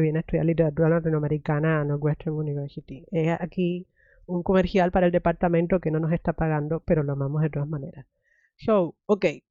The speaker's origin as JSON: {"language": "Spanish", "country": "Cuba", "tie": "born or raised there", "moved": "yes", "lives_now": "United States", "said": "me crié en Cuba"}